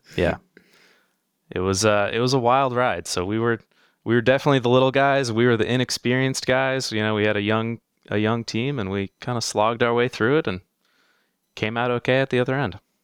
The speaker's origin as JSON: {"language": "English", "region": "South Florida", "country": "United States", "tie": "born or raised there", "said": "I grew up in South Florida, um, born and raised down here, lived some other places over the years"}